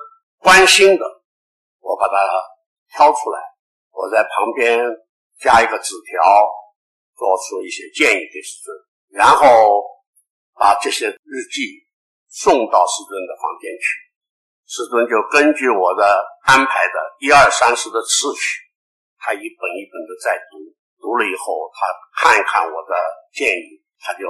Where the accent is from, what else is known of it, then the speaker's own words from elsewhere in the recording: Taiwan; 在我们中国人，在我们台湾中华民国